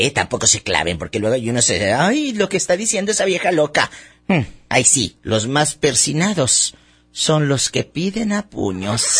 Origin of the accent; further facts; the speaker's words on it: Monclova, Coahuila, Mexico; Soy de Monclova, soy